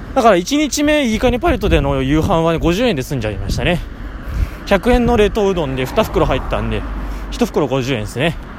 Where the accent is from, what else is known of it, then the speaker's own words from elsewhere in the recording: Ibaraki, Japan; 茨城の人間で、関東平野のど真ん中にいる